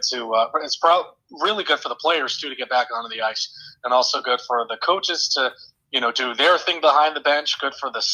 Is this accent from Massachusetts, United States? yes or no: yes; Littleton, Massachusetts, United States; moved away as an adult; now in Bowling Green, United States; I grew up in Massachusetts, Littleton, Massachusetts